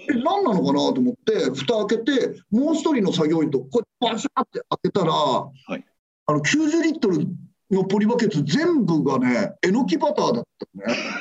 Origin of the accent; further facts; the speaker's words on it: Adachi, Tokyo, Japan; 子供の頃はあのー足立区出身なので、はい、あのビートたけしさんがやっぱりもう地元で